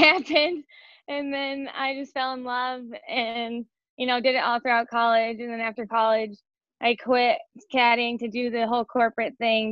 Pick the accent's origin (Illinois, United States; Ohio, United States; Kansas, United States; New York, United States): Illinois, United States; Chicago; moved away; I'm from Chicago, so I'm used to the humidity